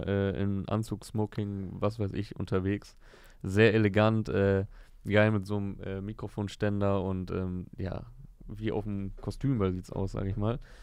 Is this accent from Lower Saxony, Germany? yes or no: yes; Osnabrück, Lower Saxony, Germany; ich komme ja aus Osnabrück, ist ja Niedersachsen